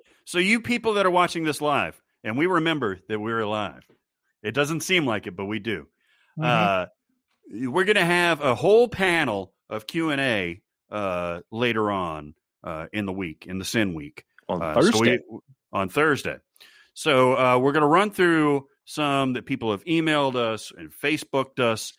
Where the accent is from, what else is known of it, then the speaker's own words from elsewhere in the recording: Scotland, United Kingdom; As a Scot, I have had to endure many bad attempts at my home accent throughout the year.